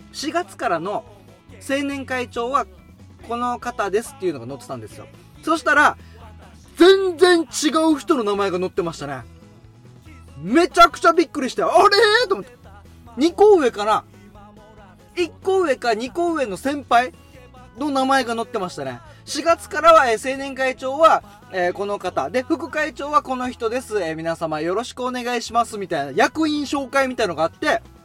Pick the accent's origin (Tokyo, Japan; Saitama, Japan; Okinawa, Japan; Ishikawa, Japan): Okinawa, Japan; Haebaru; 僕、ハ原町出身で、で、そのさらに地元がハ原町、与那覇というところで